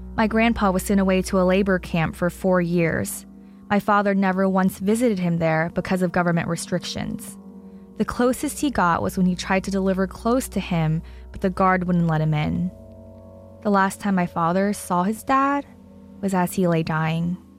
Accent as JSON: {"language": "English", "country": "United States", "tie": "born or raised there", "said": "being raised as an American"}